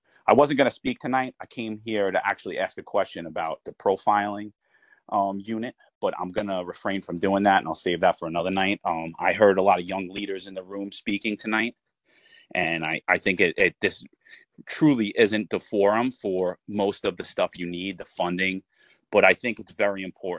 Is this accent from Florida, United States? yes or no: no; Staten Island, New York, United States; I'm a retired lieutenant. I served 18 years in the NYPD. I grew up in Staten Island.